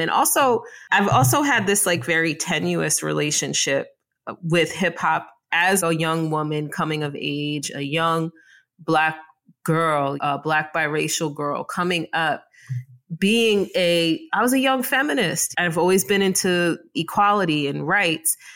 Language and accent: English; Mount Vernon, New York, United States; I grew up in Mount Vernon, New York, better known as Money Urn in Mount Vernon